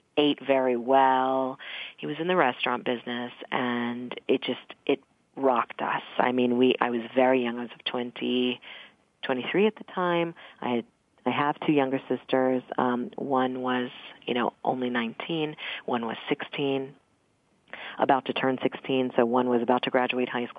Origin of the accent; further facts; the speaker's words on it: Mount Vernon, Virginia, United States; I grew up in Mount Vernon, which is right outside of Alexandria, Virginia